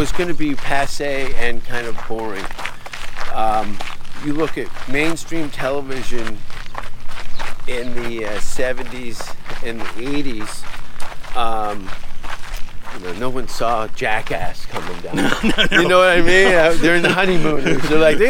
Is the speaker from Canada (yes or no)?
yes; Canada; as a Canadian